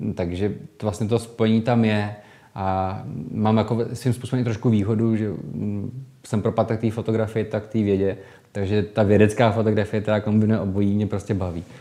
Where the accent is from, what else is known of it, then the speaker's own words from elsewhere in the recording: Holice, Pardubice Region, Czechia; já pocházím z Holic, super Pardubic, z rodiště doktora Emila Holuba